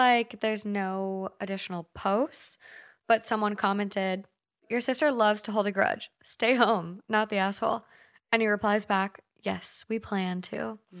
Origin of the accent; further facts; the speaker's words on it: Minnesota, United States; now in Los Angeles, United States; We're from Minnesota. If you're not familiar with Minnesota or the Midwest, some Midwest places call the things that you get from a store, we say bag.